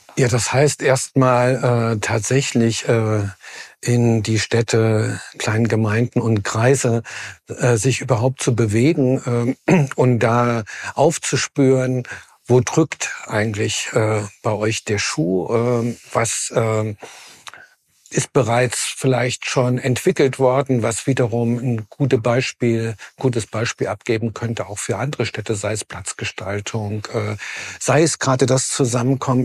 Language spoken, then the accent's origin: German; Jena, Thuringia, Germany; Ich bin in Jena geboren